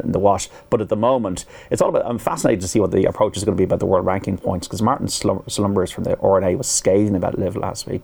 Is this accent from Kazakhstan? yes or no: no; Ireland; as an Irish person